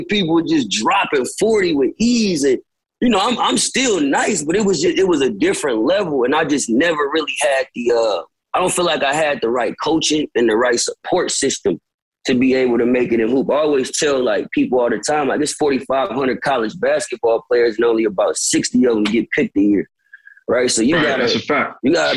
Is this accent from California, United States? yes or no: yes; Bay Area, California, United States; growing up in the Bay, just naturally coming from the independent scene